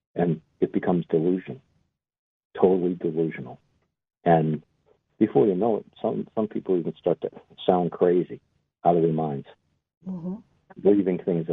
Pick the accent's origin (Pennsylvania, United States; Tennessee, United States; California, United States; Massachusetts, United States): Massachusetts, United States; Boston; I'm an Irishman from Boston